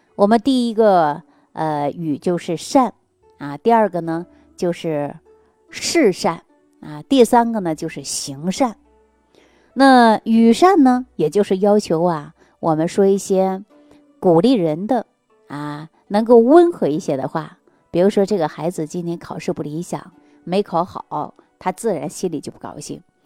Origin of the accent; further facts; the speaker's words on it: China; 我们中国人呐，喜欢热闹